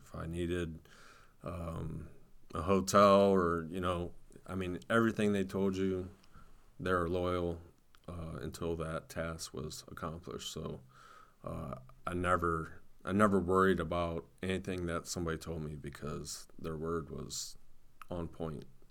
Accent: Canton, Ohio, United States; I'm from Canton, Ohio, and we have the Pro Football Hall of Fame

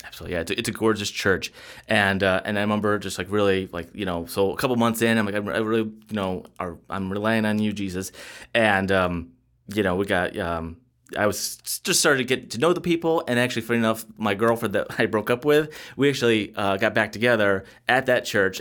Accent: Jamestown, New York, United States; I was born in Jamestown, New York, and that's the same hometown that Lucy Ball was born

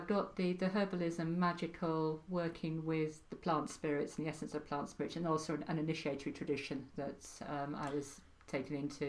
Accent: Wales, United Kingdom; accent: Welsh; My Welsh accent died a long time ago. But yes, I am Welsh.

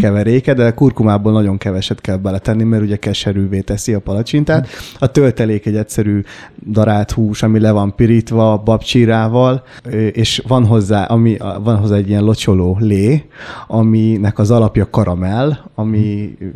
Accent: Hungary; Apukám révén kambodzsai vagyok, én már itt születtem

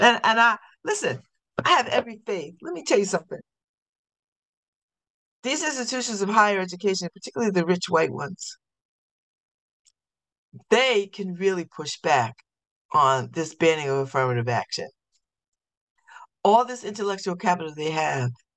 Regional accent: New Haven, Connecticut, United States; I'm from New Haven.

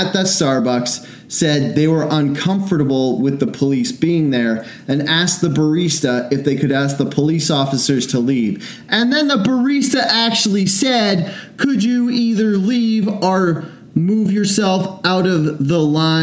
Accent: Canada; we're from Canada

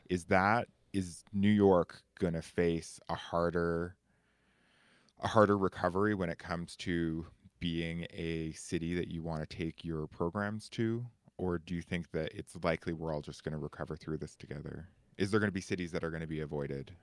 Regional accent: Canada; token Canadian

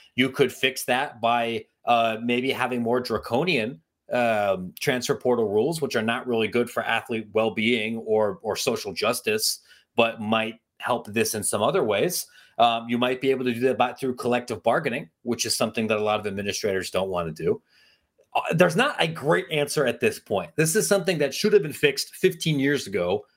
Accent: Ohio, United States; I'm from Ohio

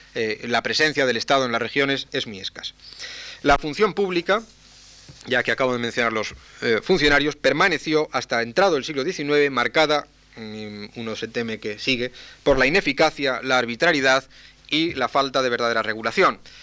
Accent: San Sebastián, Basque Country, Spain; La Voz de Guipúzcoa en mi eh, en mi ciudad natal, en San Sebastián

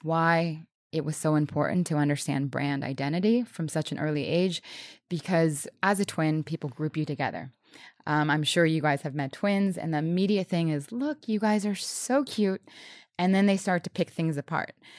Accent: New Orleans, Louisiana, United States; I was born in New Orleans. I was around music

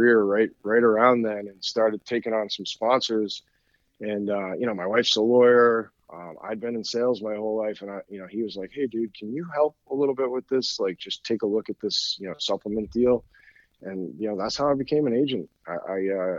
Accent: Danvers, Massachusetts, United States; a gym in my hometown in Danvers, Massachusetts

